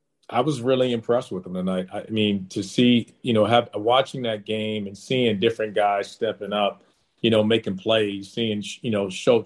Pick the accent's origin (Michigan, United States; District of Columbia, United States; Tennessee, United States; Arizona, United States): District of Columbia, United States; Washington; I'm from the D.C. area. I'm from Washington, D.C., so I understand the dynamics and what that means.